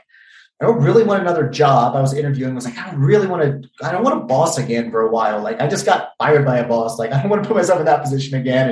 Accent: Virginia, United States; I'm from Virginia originally.

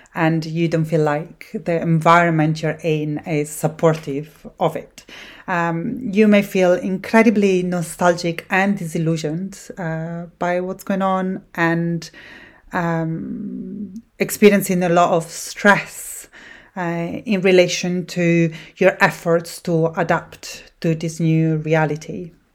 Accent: Italy; English is a second language; moved away as an adult; now in Scotland, United Kingdom; I was born in Italy

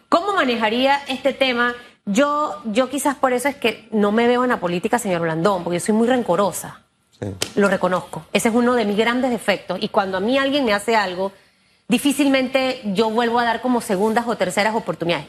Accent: Panama; Yo no soy panameñista, pero soy panameña

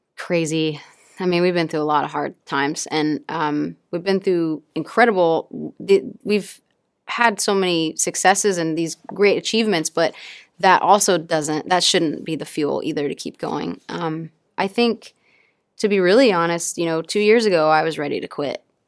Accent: Mississippi, United States; I come from a really small town in Mississippi

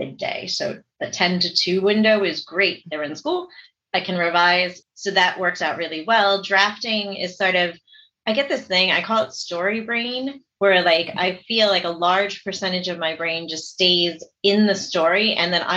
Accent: New York City, New York, United States; also born or lived in Seoul, South Korea / Staten Island; I grew up down in New York City

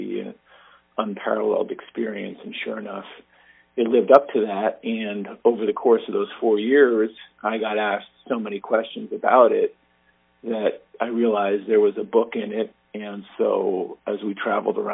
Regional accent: Andover, Massachusetts, United States; also born or lived in Wisconsin; now in North Andover, United States; I grew up in Andover, went off to college in Wisconsin, came back

